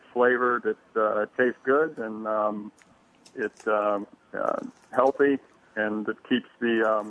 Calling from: Collegeville, Pennsylvania, United States; I'm calling from Pennsylvania, Collegeville, right outside of Philadelphia

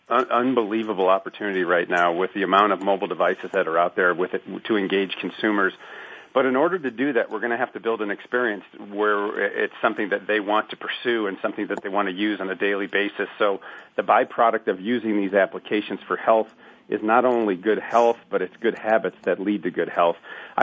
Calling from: Seattle, Washington, United States; I'm calling from sunny Seattle, Washington.

